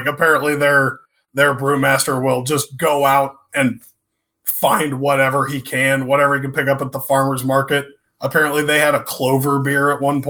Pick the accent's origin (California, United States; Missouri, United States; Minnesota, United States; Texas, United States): Missouri, United States; Blue Springs; I actually grew up in Blue Springs.